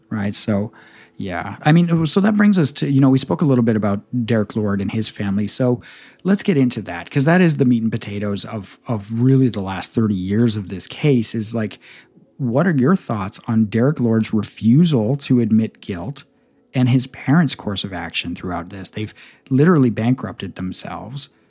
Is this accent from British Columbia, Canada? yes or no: yes; Victoria, British Columbia, Canada; I grew up in Victoria in the nineties.